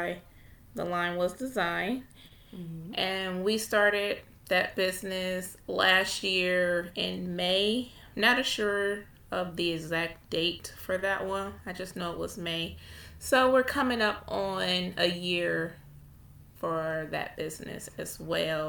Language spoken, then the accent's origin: English; Ohio, United States; I am from Ohio